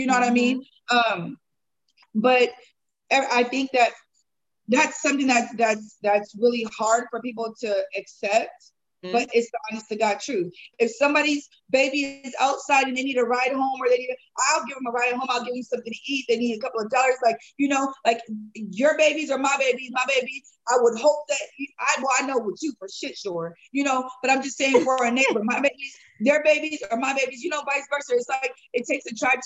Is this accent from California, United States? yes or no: yes; San Diego, California, United States; growing up in San Diego, you know, 20 years ago